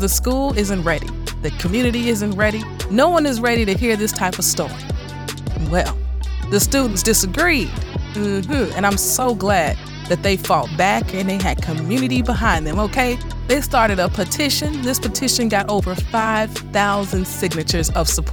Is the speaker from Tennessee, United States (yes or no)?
no; Illinois, United States; This one's coming out of Illinois, my home state